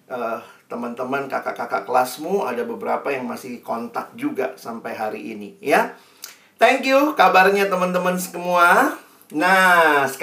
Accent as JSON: {"language": "Indonesian", "town": "Makassar", "region": "South Sulawesi", "country": "Indonesia", "tie": "born or raised there", "accent": "Makassar", "said": "kami semua lahir besar di Makassar jadi masih bisa Ji bahasa Makassar uh, logat Makassar."}